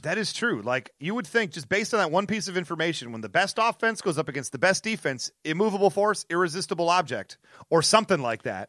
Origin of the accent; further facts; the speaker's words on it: Detroit, Michigan, United States; my hometown of Detroit